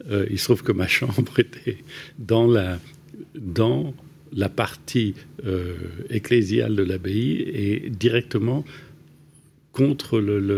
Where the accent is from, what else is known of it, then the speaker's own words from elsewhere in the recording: Paris, Île-de-France, France; non bah, pas en Picardie. À, Paris. À et Paris.